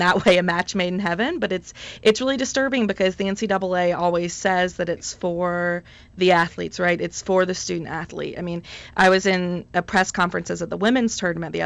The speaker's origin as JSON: {"language": "English", "region": "North Carolina", "country": "United States", "tie": "born or raised there", "said": "North Carolina, which is my home state"}